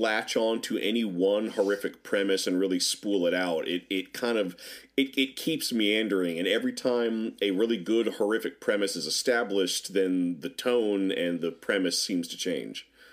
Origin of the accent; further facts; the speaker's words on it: Norfolk, Virginia, United States; growing up in Norfolk, Virginia